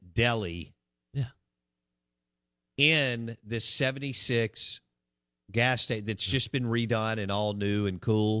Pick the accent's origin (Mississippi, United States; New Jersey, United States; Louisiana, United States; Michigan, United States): Mississippi, United States; Jackson; growing up in Belhaven